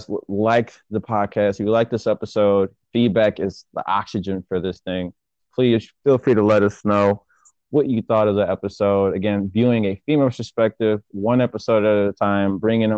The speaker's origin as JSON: {"language": "English", "region": "Michigan", "country": "United States", "said": "I'm from Michigan, and coming from Michigan"}